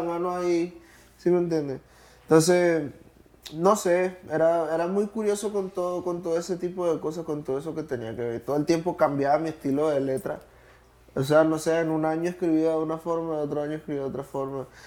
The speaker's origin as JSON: {"language": "Spanish", "country": "Colombia", "moved": "as an adult", "lives_now": "Miami, United States", "said": "yo que vengo de Colombia y recién estoy acá en los Estados Unidos"}